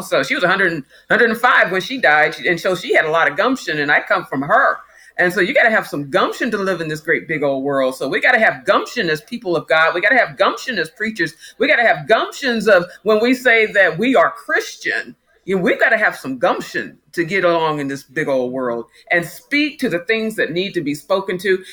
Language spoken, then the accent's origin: English; Topeka, Kansas, United States; also born or lived in Brooklyn, New York; I grew up here in Kansas